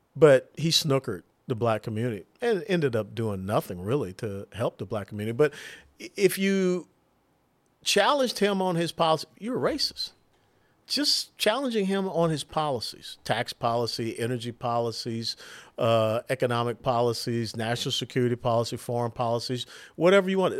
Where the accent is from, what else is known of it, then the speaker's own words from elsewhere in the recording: Atlanta, Georgia, United States; my hometown area of Atlanta, Georgia